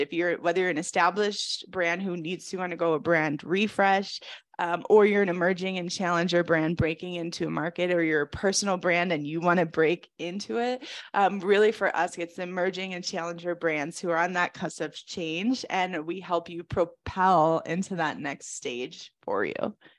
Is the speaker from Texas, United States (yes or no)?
no; Chicago, Illinois, United States; moved away as an adult; now in Colorado, United States; I'm from Chicago originally.